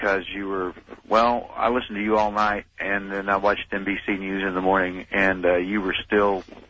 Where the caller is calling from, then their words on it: Craigville, Indiana, United States; I'm calling from Indiana, from Craigville. That's close to Fort Wayne